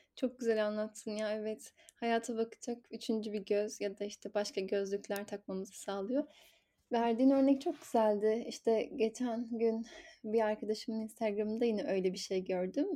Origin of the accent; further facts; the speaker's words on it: Zonguldak, Turkey; Ben de şey Zonguldak'ta doğdum büyüdüm